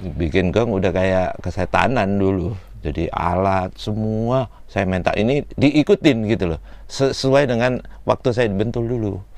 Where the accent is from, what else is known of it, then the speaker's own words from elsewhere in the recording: Malang, East Java, Indonesia; moved away; saya dari Malang